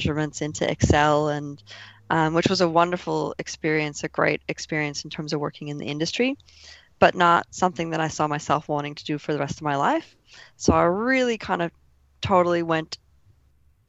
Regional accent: Minnesota, United States; moved away as an adult; now in Melbourne, Australia; I'm originally from Minnesota in the United States

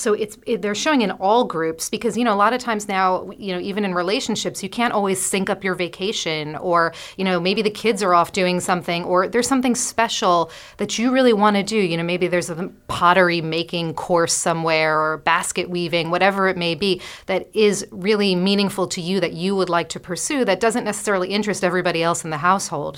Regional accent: New York City, New York, United States; I'm a New Yorker

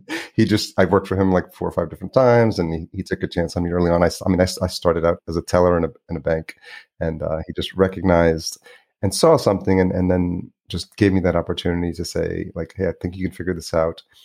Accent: New York, United States; also born or lived in Los Angeles; now in Minneapolis, United States; grew up in New York

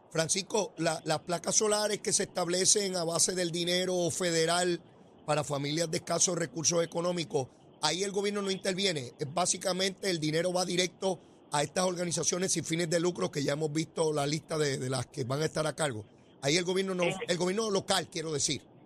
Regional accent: Puerto Rico; cuando yo me criaba, los que nacimos en los 60

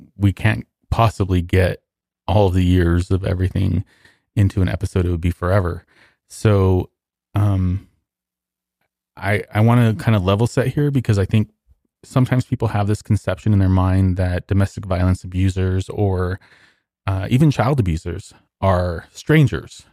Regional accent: Socorro, New Mexico, United States; also born or lived in Texas; I was born in Socorro

